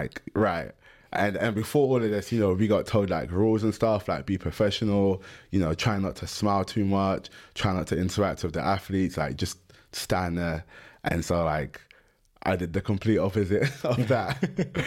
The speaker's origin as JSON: {"language": "English", "region": "London", "country": "United Kingdom", "said": "I'm from London"}